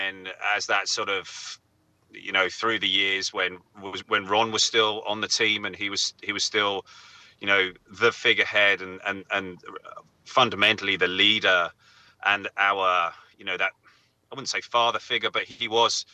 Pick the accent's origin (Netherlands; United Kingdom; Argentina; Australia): United Kingdom; England; I'm English